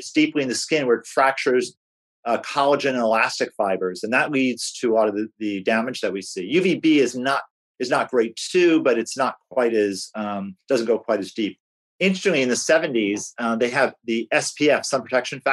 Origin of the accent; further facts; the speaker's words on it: Northeast, United States; moved away; I grew up in the Northeast.